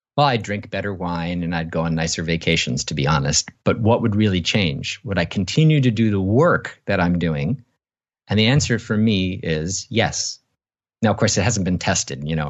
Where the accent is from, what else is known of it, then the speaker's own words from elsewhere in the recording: Canada; I was born in Canada